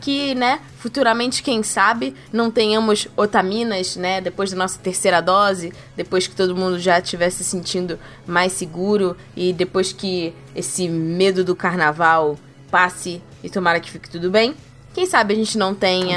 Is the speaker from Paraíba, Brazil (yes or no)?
no; Rio de Janeiro, Brazil; principalmente na minha terrinha, Rio de Janeiro